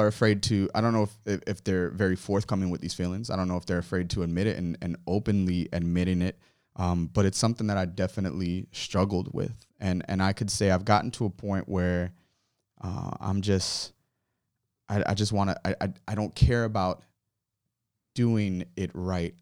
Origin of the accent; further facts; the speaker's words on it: Miramar, Florida, United States; also born or lived in Hollywood, Florida / Ives Dairy, Florida / Little Haiti, Florida; now in Fort Lauderdale, United States; I was born, um, in, uh, Hollywood, raised in Miramar, uh, for like the first fifteen years of my life